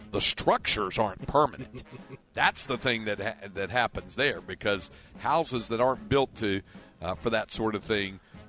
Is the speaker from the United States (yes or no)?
yes; Greensboro, North Carolina, United States; It's in Greensboro, my hometown, which is about 200 miles to the coast, depending on what part of the coast.